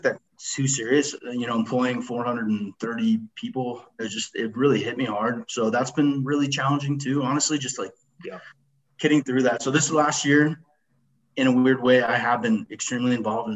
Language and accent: English; Littleton, Colorado, United States; I born and raised in Littleton, Colorado.